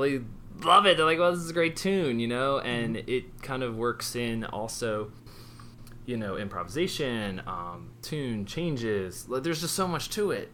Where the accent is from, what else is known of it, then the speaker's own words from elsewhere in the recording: Baltimore, Maryland, United States; moved away; I grew up in Baltimore